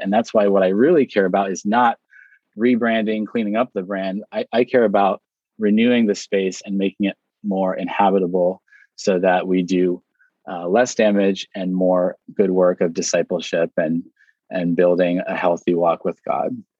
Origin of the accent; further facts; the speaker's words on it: Hawaii, United States; I was born here in Hawaii.